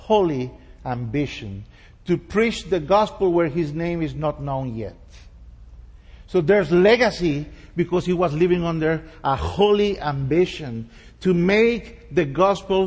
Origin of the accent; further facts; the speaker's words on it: San José, Costa Rica; first language Spanish; English is a second language; moved away as an adult; also born or lived in Idaho; now in Amman, Jordan; We are from San Jose, Costa Rica